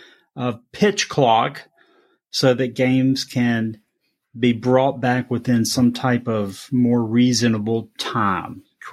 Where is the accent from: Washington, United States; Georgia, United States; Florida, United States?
Georgia, United States; moved away; also born or lived in North Carolina; I grew up in Georgia when Larry Munson was calling games for the Bulldogs